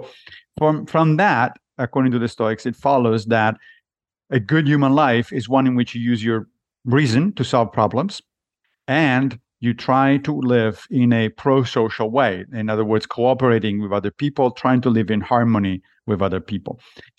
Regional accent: Rome, Lazio, Italy; I grew up in Italy, in Rome, and so when I was young, I was a Catholic. But I left the church when I was a teenager.

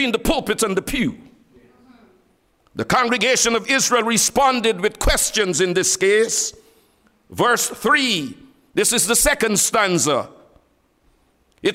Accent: Guyana; I'm from Guyana

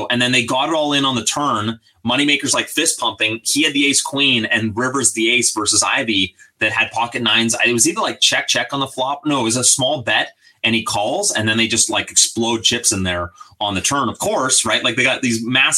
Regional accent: British Columbia, Canada; it's my hometown

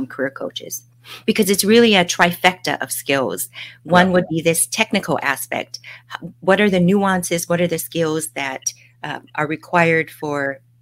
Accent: Hawaii, United States; moved away as an adult; also born or lived in Nashville, Tennessee / Miami / California; now in Bay Area, United States; I'm a local girl in Hawaii. I grew up in Hawaii and left to go to school in Nashville, Tennessee

